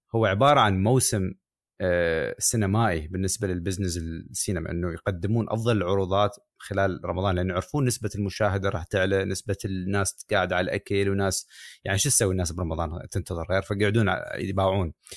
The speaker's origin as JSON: {"language": "Arabic", "country": "Iraq", "also_born_or_lived": "United Kingdom", "moved": "yes", "lives_now": "United States", "said": "احافظ على هويتي كعراقي"}